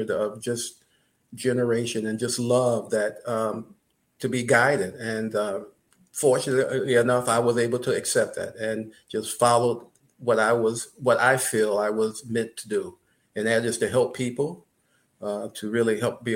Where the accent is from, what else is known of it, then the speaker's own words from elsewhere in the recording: Michigan, United States; growing up in Michigan